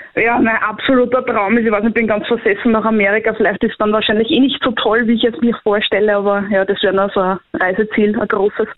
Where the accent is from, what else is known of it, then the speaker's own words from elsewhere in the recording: Korneuburg district, Lower Austria, Austria; Bin aus Niederösterreich, Bezirk Korneuburg